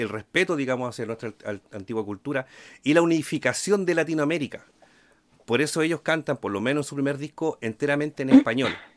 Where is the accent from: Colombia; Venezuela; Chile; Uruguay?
Chile